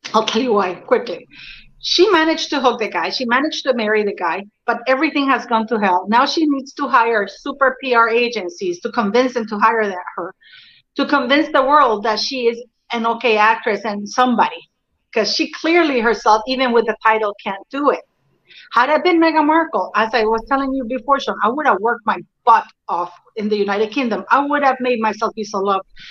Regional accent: Canada; I am Canadian. You know, we, we grew up with the monarchy as well

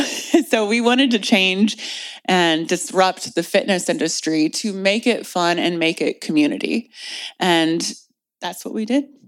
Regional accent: Indianapolis, Indiana, United States; moved away as an adult; now in California, United States; I loved growing up in Indiana

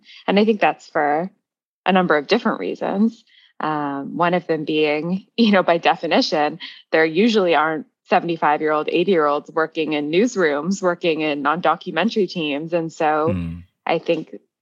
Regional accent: Toronto, Ontario, Canada; moved away as an adult; also born or lived in London, England; I grew up in Toronto

